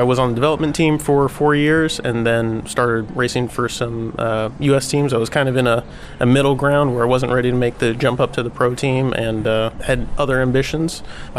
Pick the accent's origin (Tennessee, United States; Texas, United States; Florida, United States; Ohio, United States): Texas, United States; Austin; I'm from Austin, Texas, 25 years old.